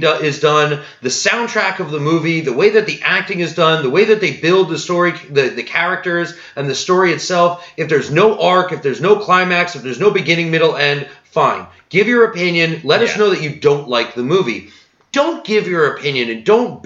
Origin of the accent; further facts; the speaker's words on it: New Jersey, United States; I'm from New Jersey